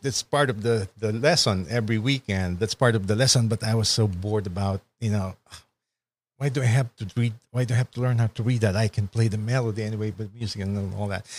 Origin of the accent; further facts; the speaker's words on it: Kawit, Calabarzon, Philippines; now in United States; I grew up in Cavite